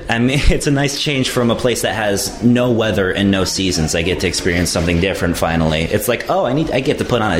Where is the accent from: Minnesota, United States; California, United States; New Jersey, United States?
California, United States; Los Angeles; I'm from L.A.